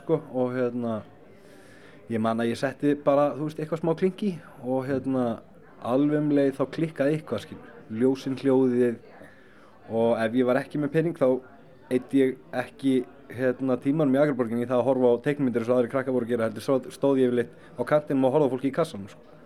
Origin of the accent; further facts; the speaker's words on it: Akranes, Western Region, Iceland; ég ólst upp upp á Skaga